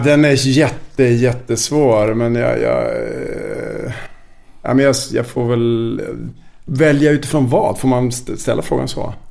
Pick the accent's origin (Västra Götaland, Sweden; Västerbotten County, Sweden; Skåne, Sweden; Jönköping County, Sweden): Västerbotten County, Sweden; Vännäsby; also born or lived in Umeå; now in Stockholm, Sweden; jag är ju från Vännäsby egentligen.